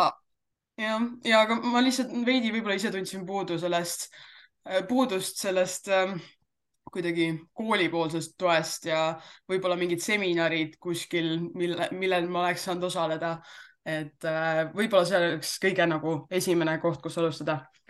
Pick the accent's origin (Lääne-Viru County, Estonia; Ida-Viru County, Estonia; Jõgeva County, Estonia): Ida-Viru County, Estonia; Jõhvi; mina olen pärit tegelikult Jõhvist